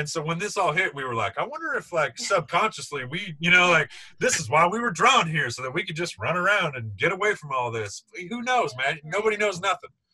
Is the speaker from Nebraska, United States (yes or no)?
yes; Nebraska, United States; We grew up in Nebraska